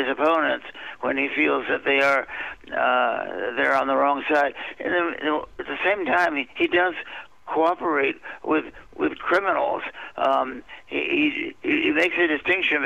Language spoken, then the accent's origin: English; Washington, District of Columbia, United States; I've been born and raised in, I've been raised in Washington, D.C.